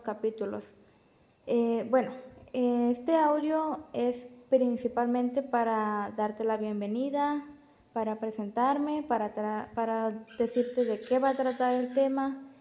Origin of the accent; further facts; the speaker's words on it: Villahermosa, Tabasco, Mexico; soy de Villahermosa, Tabasco